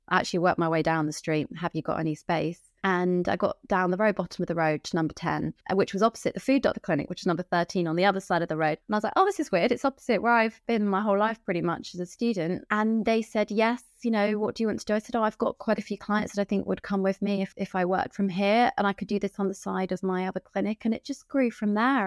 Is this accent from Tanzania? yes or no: no; Wiltshire, South West England, United Kingdom; also born or lived in Camden, London; now in London, United Kingdom; I'm from Wiltshire originally